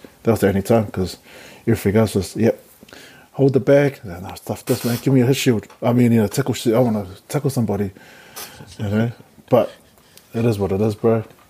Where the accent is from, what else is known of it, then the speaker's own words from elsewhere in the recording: Wellington, New Zealand; because I'm from Wellington, should I sit in the middle?